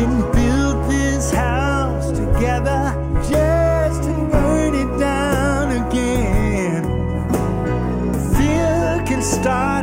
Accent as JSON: {"language": "English", "region": "Connecticut", "country": "United States", "tie": "born or raised there", "also_born_or_lived": "Utah / Boston / New York / Woodstock, New York", "moved": "yes", "said": "I grew up in Connecticut and Boston with my uncle, and then Connecticut, and then I moved to New York"}